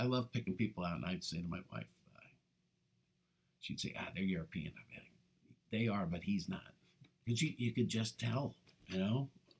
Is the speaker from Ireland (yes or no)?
yes; Ireland; not focus on our weaknesses, because we're Irish. We know we got a lot of weaknesses.